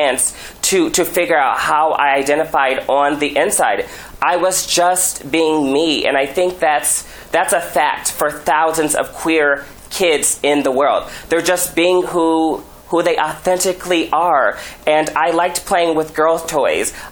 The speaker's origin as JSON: {"language": "English", "town": "Omaha", "region": "Nebraska", "country": "United States", "tie": "born or raised there", "said": "Being genderqueer, especially growing up in Nebraska, growing up in a rural environment"}